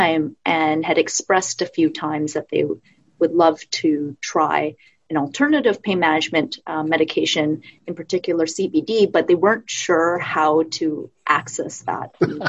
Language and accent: English; Vancouver, British Columbia, Canada; I actually grew up in Vancouver. I moved to North Vancouver a few years